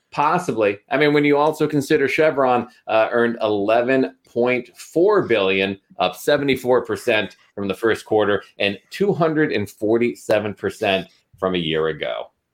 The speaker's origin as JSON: {"language": "English", "region": "Pennsylvania", "country": "United States", "tie": "born or raised there", "said": "a Republican from the great state of Pennsylvania, my, my home state"}